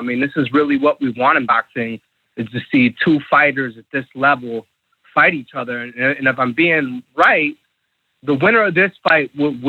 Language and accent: English; Midwest, United States; I'm from the Midwest